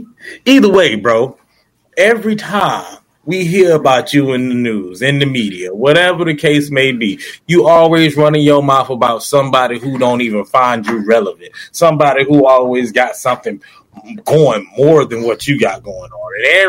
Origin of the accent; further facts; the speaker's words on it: Florida, United States; I'm from Florida.